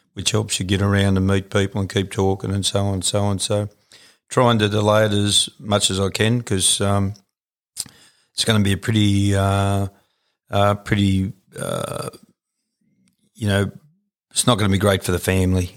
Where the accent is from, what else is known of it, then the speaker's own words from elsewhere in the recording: Canowindra, New South Wales, Australia; also born or lived in Gooloogong; originally uh, was from a little town called Coneandra